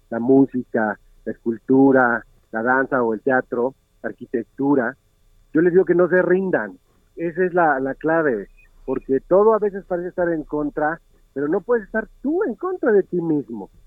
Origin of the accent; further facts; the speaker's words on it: Jalisco, Mexico; soy mexicano y soy de Jalisco.